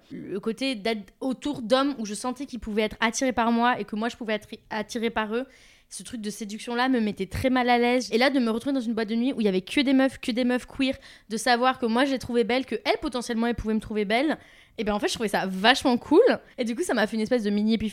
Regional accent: Toulouse, Occitania, France; now in Paris, France; je viens de Toulouse, je vis à Paris.

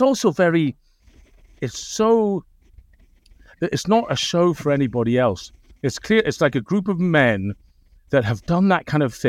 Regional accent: Scotland, United Kingdom; being Scottish myself

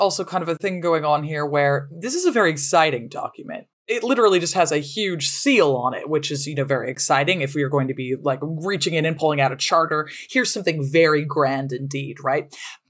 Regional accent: United States; especially as Americans

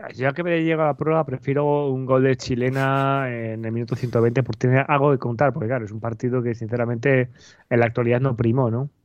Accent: Valladolid, Castile and León, Spain

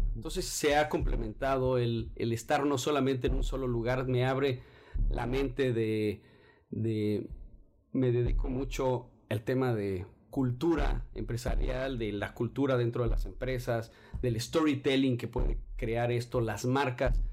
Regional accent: Mexico City, Mexico; soy de la Ciudad de México. Eh, toda mi vida he vivido ahí, fuera de que alguno que otro año fuera.

